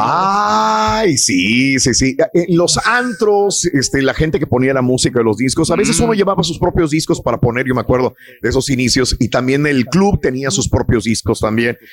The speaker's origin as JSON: {"language": "Spanish", "town": "Matamoros", "region": "Tamaulipas", "country": "Mexico", "tie": "born or raised there", "moved": "yes", "said": "yo iba muy seguido a Monterrey cuando era niño, vivía en Matamoros"}